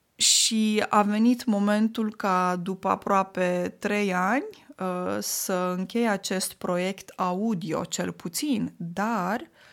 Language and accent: Romanian; Moldavia, Romania; first language Romanian; moved away; Vin din Moldova